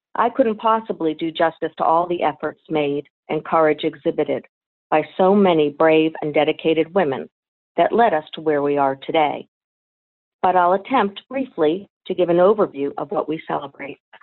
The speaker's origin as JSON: {"language": "English", "region": "West Virginia", "country": "United States", "said": "my home state of West Virginia"}